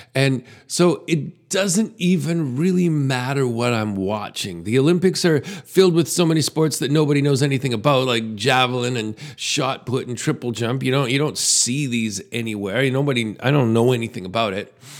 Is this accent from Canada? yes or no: yes; Canada; As a Canadian